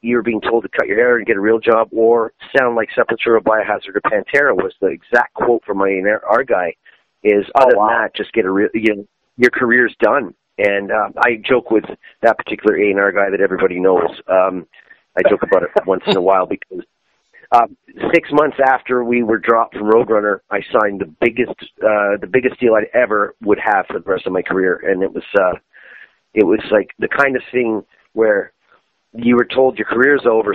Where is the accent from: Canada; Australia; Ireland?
Canada; Canada, my home country